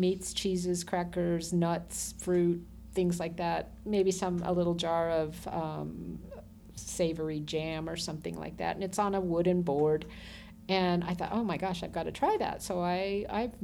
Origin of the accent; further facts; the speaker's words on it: Boulder City, Nevada, United States; also born or lived in Minnesota / Moapa Valley, Nevada; I grew up in Boulder City